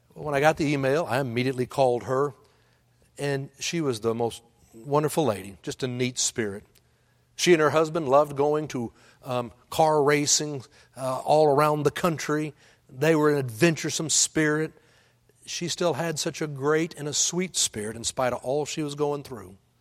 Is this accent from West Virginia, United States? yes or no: no; Texas, United States; now in Oklahoma, United States; I'm from Texas, and I live in Oklahoma